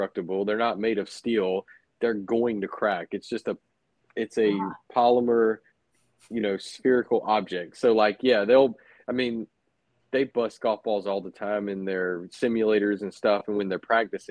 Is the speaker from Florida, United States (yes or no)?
yes; Cottondale, Florida, United States; I grew up in the Panhandle of Florida